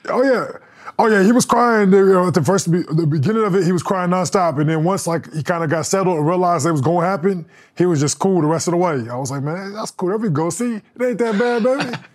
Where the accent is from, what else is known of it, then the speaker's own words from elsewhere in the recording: Denver, Colorado, United States; I grew up in Denver